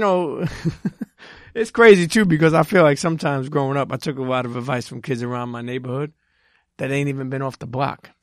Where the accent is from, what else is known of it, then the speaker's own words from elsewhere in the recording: New York City, New York, United States; I'm from Brooklyn.